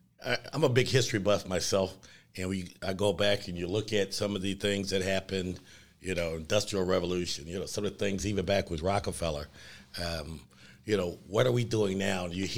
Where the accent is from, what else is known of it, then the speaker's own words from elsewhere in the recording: Cleveland, Ohio, United States; also born or lived in Warrensville; I was born in Cleveland. We moved to East Cleveland for about 6-7 years. I was a paper boy, and then Warrensville. I graduated from Warrensville.